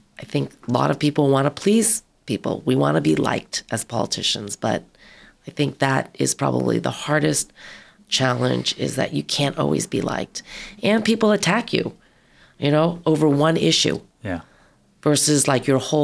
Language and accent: English; Long Island, New York, United States; also born or lived in San Francisco; now in California, United States; I grew up on Long Island, lived in San Francisco